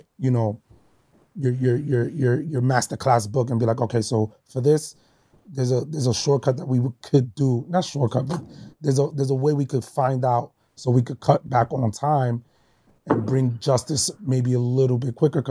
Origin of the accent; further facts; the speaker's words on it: New York City, New York, United States; growing up in the Bronx